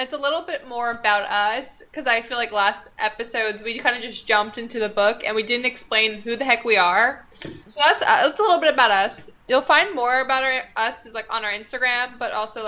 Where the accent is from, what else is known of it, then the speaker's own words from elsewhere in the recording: Long Island, New York, United States; also born or lived in Manhattan, New York; I was born and raised in Long Island, New York